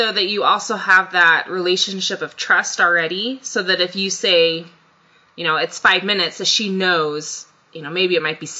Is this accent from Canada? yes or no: no; Japan; moved away; I grew up in Japan, for example.